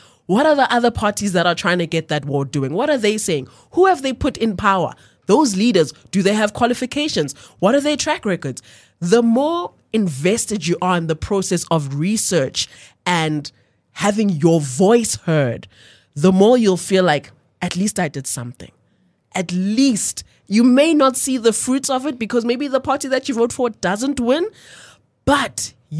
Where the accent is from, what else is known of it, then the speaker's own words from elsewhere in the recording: South Africa; just as a South African citizen, what I can say is, what is the best and most efficient way for you to make immediate change in your immediate environment?